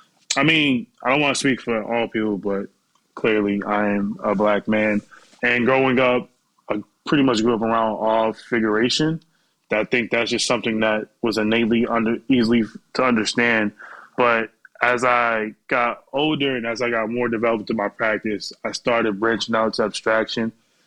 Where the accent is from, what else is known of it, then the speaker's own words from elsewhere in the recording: Boston, Massachusetts, United States; now in New York, United States; And I went to school in Worcester, Massachusetts, because I'm from Boston.